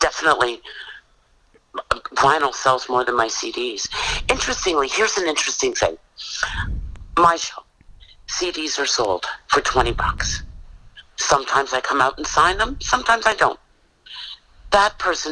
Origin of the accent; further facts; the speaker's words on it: Canada; our country